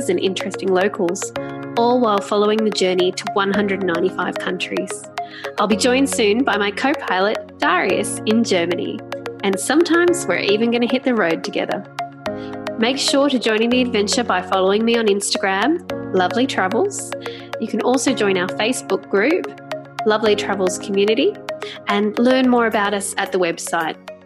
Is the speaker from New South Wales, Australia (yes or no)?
yes; New South Wales, Australia; moved away; also born or lived in Melbourne; I will always be a New South Welsh woman.